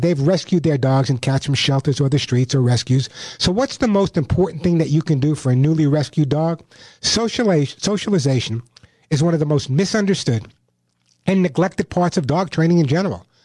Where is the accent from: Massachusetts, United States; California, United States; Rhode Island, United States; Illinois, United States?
California, United States; Santa Monica; my hometown of Santa Monica